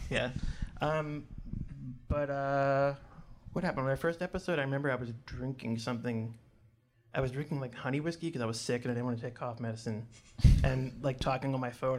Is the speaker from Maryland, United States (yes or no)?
yes; Baltimore, Maryland, United States; accent: Baltimore; my Baltimore accent